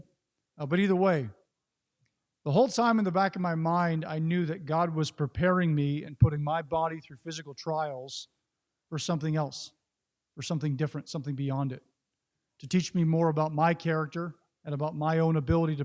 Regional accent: Northern California, United States; I grew up in Northern California, kind of old school libertarian holdout

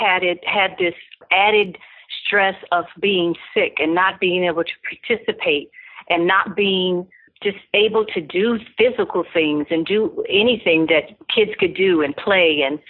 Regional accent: Los Angeles, California, United States; I was born and raised in Los Angeles, California

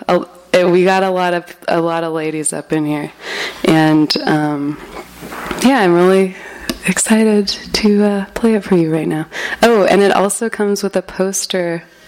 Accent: Berkeley, California, United States; I'm from Berkeley

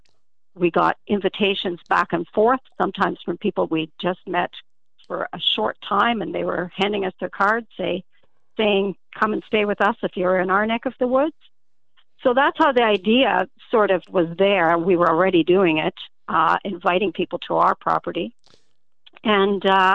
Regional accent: Ontario, Canada; we're from Canada, but in the Southwestern states

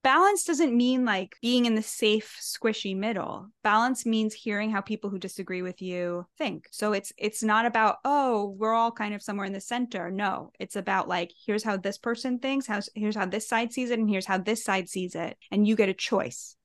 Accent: United States; I'm American through and through, like, this is my country, this is my promised land

